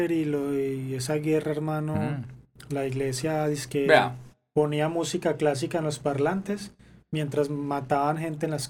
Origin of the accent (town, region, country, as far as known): Colombia